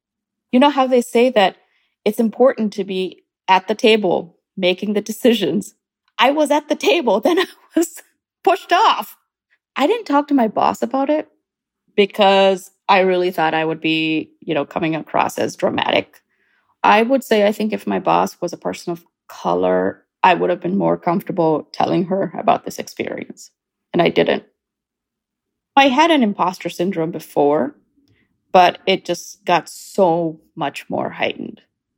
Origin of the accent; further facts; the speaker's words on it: India; also born or lived in Kuwait / Canada; now in United States; I was born in India, and I am an Indian Canadian who's about to become an American. I've lived in 4 different countries. I grew up in India, Kuwait, Canada, and the US.